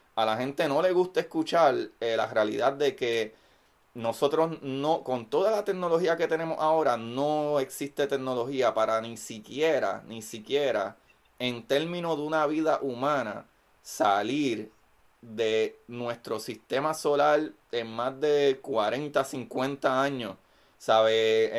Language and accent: Spanish; Bayamón, Puerto Rico; also born or lived in Levittown; yo soy, eh, originalmente de Bayamón, pero siempre estudié en Levy Town